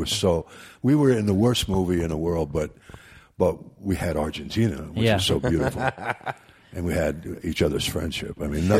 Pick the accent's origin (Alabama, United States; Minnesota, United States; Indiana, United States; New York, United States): New York, United States; New York City; I'm from New York.